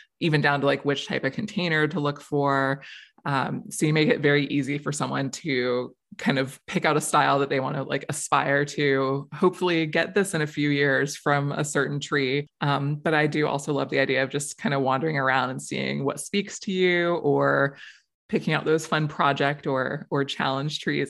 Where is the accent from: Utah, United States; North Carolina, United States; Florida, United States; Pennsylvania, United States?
Florida, United States; moved away; I grew up in Florida. I have survived many hurricane seasons down there.